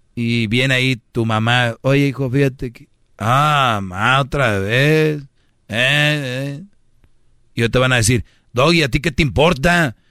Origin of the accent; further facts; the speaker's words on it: Monterrey, Nuevo León, Mexico; Yo soy de Monterrey